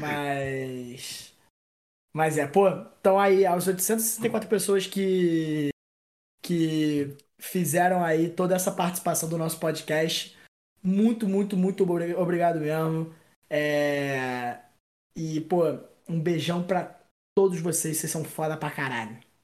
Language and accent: Portuguese; Brazil; eu sou é, brasileiro